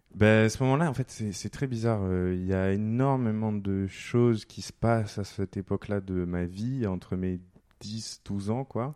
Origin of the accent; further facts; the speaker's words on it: southern France, France; now in Paris, France; je suis pas de Paris à la base, je suis né dans le sud.